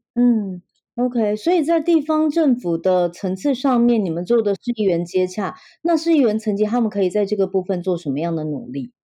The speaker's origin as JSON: {"language": "Chinese", "country": "Taiwan", "said": "我会更加地以，身为台湾人为傲"}